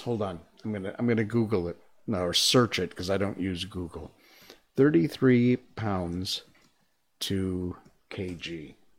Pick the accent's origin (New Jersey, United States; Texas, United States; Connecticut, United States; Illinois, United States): Connecticut, United States; Torrington; my hometown, uh, Torrington, Connecticut